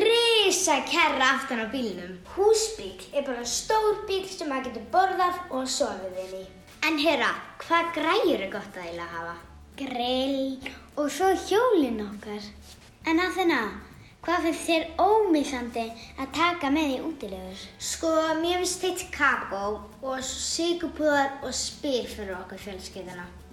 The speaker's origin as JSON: {"language": "Icelandic", "town": "Keflavík", "region": "Southern Peninsula", "country": "Iceland", "said": "við erum frá Keflavík."}